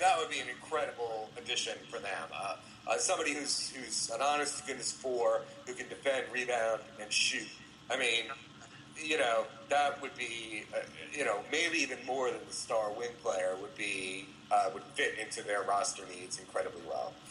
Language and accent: English; Oxford, Ohio, United States; moved away; also born or lived in Cincinnati, Ohio; I grew up in Oxford